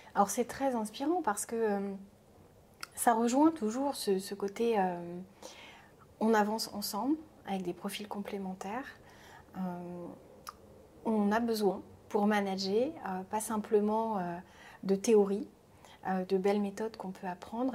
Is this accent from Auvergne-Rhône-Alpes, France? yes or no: no; Rennes, Brittany, France; je suis rennaise, hein, très attachée à la Bretagne